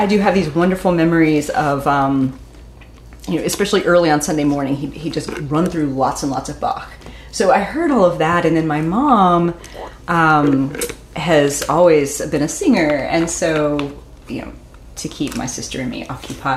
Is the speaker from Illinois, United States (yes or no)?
no; Southwest Virginia, United States; I am from Southwest Virginia